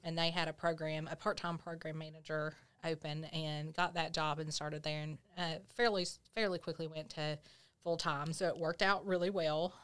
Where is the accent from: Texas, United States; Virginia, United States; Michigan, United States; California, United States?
Virginia, United States; Grundy; I grew up in Grundy